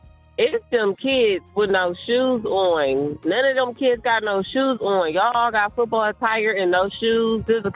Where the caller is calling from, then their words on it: Columbus, Ohio, United States; I'm calling from Columbus, Ohio.